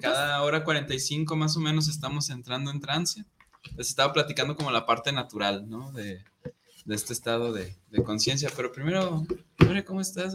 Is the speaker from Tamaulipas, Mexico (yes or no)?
no; Guadalajara, Jalisco, Mexico; moved away as an adult; now in Monterrey, Mexico; me voy a mi pueblito, ¿no? Acá a Guadalajara